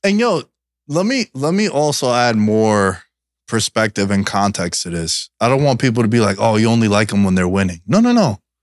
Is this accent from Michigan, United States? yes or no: no; New York, United States; growing up in New York